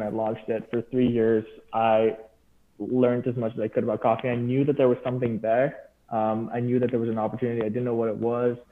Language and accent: English; Dubai, United Arab Emirates; moved away as an adult; I was from Dubai, and Dubai is known for having a really rich coffee culture